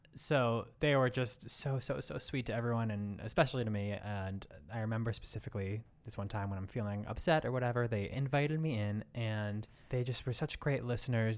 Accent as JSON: {"language": "English", "country": "United States", "accent": "American", "said": "my American accent"}